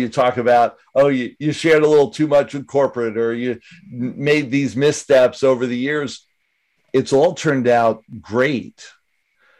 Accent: Northeast, United States; I'm from the Northeast as well

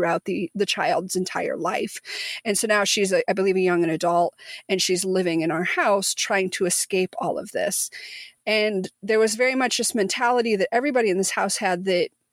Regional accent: Missouri, United States; moved away; also born or lived in Tulsa, Oklahoma; the house that Ivy and I grew up in Missouri

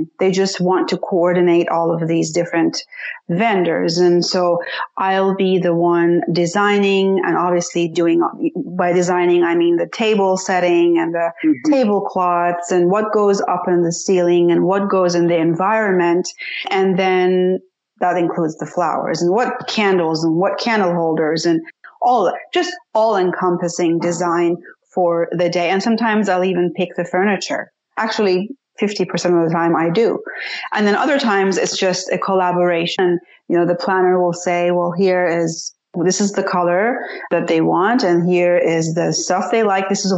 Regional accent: Tehran, Tehran Province, Iran; moved away; also born or lived in Washington, D.C. / San Francisco; I was born and raised in Tehran, Iran

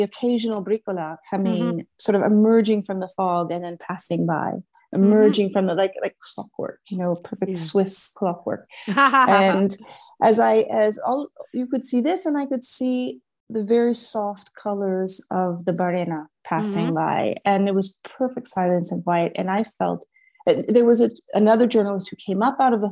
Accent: Los Angeles, California, United States; also born or lived in Switzerland; now in Murano, Italy; I grew up in Hollywood

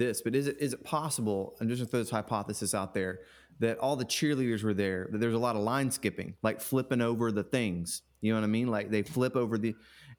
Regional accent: Kentucky, United States; my hometown in Kentucky, little rural town in Kentucky

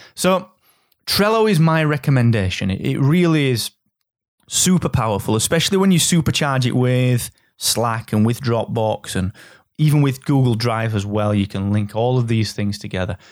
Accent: Yorkshire and the Humber, United Kingdom; I'm from Yorkshire

